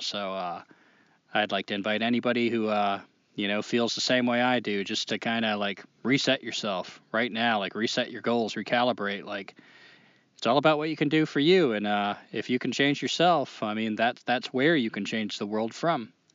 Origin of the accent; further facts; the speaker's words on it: New Hampshire, United States; now in North Carolina, United States; I'm from New Hampshire, but now I live in North Carolina and call it home